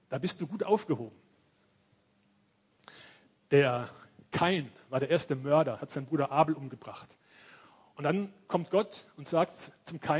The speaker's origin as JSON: {"language": "German", "town": "Cologne", "region": "North Rhine-Westphalia", "country": "Germany", "tie": "born there", "said": "Ich komme ja aus Köln, bin da geboren."}